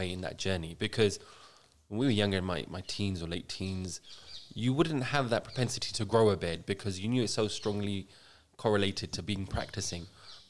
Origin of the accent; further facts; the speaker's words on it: London, United Kingdom; born and brought up in South London as well.